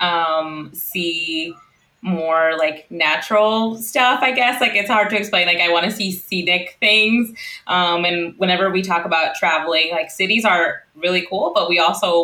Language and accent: English; Central Washington, United States; moved away as an adult; now in Illinois, United States; So we're both from the Central Washington area